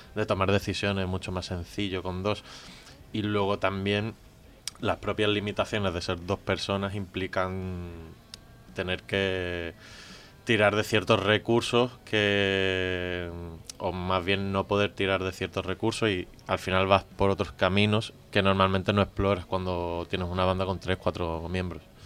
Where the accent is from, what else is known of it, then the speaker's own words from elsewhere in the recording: Málaga, Andalusia, Spain; yo soy de Málaga